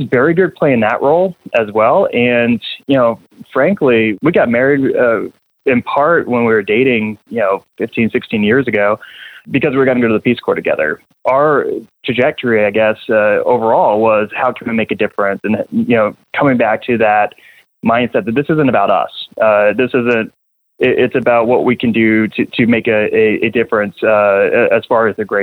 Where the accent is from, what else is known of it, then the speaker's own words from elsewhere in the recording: New Hampshire, United States; now in Wichita, United States; I'm from New England, by the way. So, you know, I kind of grew up in back of the bar that my mom would bartend